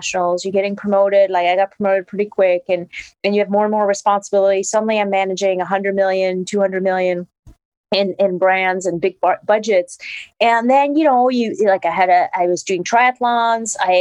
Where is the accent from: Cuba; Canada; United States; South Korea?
Canada; Quebec; first language French; English is a second language; moved away as an adult; also born or lived in Toronto; I'm French Canadian, so I kind of grew up with the French culture, not speaking too much English, went to McGill